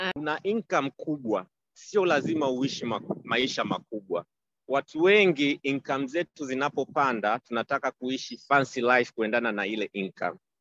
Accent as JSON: {"language": "Swahili", "country": "Tanzania", "said": "nilikuwa na naishi kama mtanzania mwingine"}